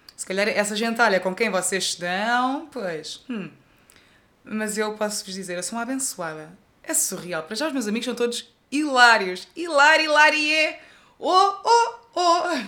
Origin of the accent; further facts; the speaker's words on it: Tavira, Algarve, Portugal; eu cresci num bairro aqui em Tavira